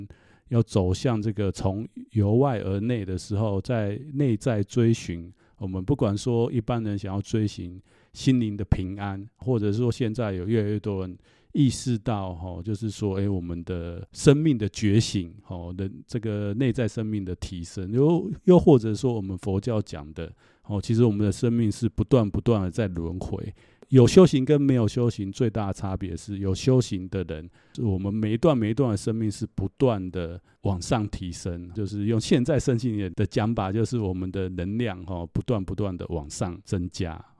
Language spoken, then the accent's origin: Chinese; Taiwan; 因为我虽然出家十几年，但其实我们在台湾长大，从小多少自己生长过程当中，多少都会从父母辈或者是祖父母辈，哦，听到这方面类似的说法。